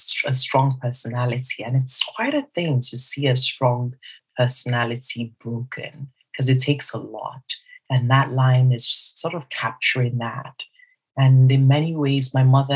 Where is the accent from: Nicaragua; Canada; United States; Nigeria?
Nigeria; South East Nigeria; I am Nigerian and I'm also Igbo within Nigeria, some southeast of Nigeria